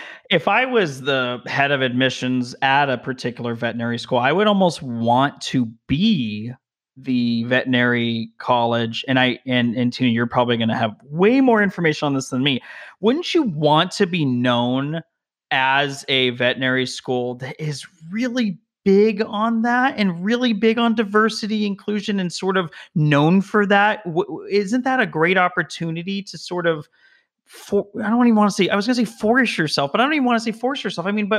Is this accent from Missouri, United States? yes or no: no; Las Vegas, Nevada, United States; also born or lived in Denver, Colorado; now in Southern California, United States; I grew up in Las Vegas, which is very diverse.